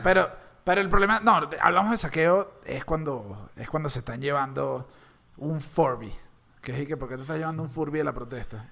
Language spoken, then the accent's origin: Spanish; Caracas, Capital District, Venezuela; yo como caraqueño